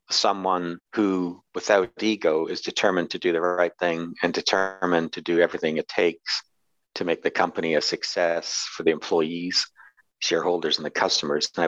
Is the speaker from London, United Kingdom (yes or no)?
no; Glasgow, Scotland, United Kingdom; born there; also born or lived in New York City; I'm a Brit. I was born in Britain. You can't tell from my accent. I was born in Glasgow, east end of Glasgow.